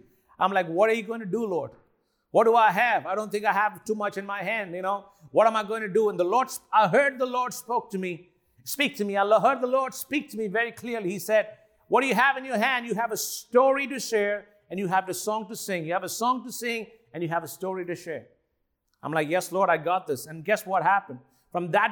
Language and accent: English; India; I'm Indian